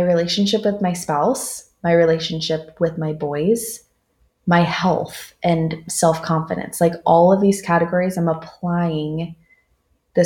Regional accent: Southern California, United States; moved away as an adult; now in Dallas, United States; I'm from Southern California, and I've been living in Dallas for the last 5 years

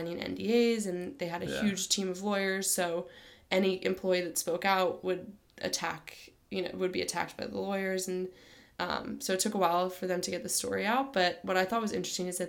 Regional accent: San Diego, California, United States; now in Stanford, United States; I am originally from San Diego

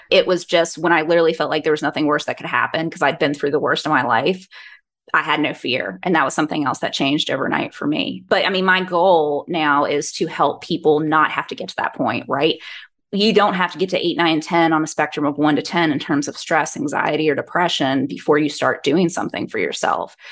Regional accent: Georgia, United States; I'm born and raised in Georgia

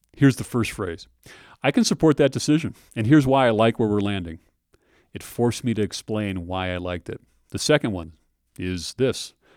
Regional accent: Minnesota, United States; I grew up in Minnesota

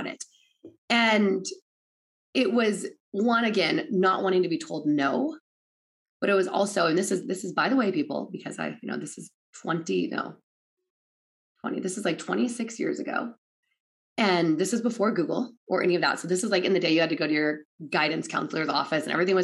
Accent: Oregon, United States; I'm from Oregon.

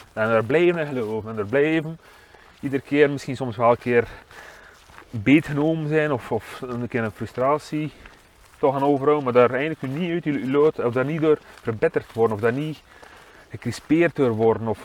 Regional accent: Waregem, Flanders, Belgium

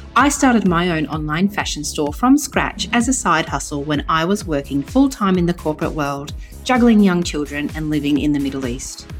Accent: New South Wales, Australia; I'm from New South Wales

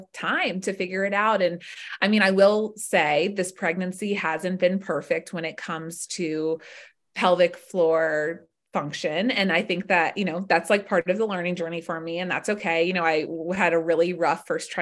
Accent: Atlanta, Georgia, United States; also born or lived in West Coast; I grew up in Atlanta.

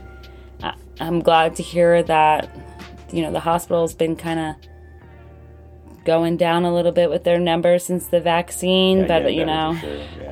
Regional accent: Florida, United States; I grew up in Florida

